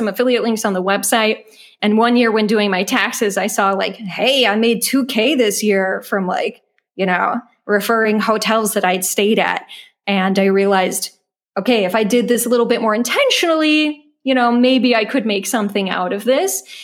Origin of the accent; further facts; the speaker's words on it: United States; moved away as an adult; now in Germany; I am an American living in Germany